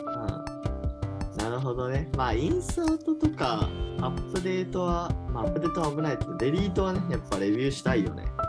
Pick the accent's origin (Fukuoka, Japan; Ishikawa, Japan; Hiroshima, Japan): Hiroshima, Japan; now in Tokyo, Japan; 僕あの、広島県出身なんで